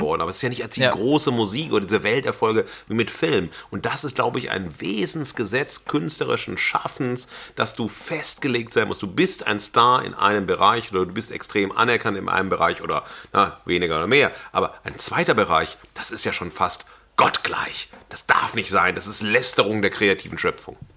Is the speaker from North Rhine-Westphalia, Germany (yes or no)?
yes; Xanten, North Rhine-Westphalia, Germany; moved away; also born or lived in Wesel; ich habe ja auch längere Zeit als Jugendlicher auf dem Land gelebt, Xanten